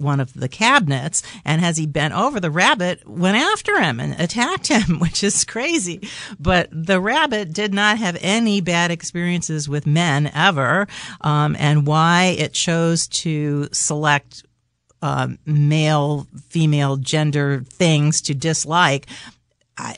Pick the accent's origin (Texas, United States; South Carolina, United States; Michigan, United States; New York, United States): New York, United States; New York City; I grew up in New York City in an apartment